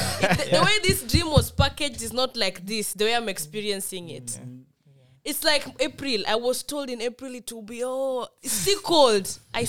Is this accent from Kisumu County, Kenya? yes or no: yes; Kisumu, Kisumu County, Kenya; also born or lived in Kisii; Somebody like me, I have never owned a jacket. I was born and raised in Kisumu.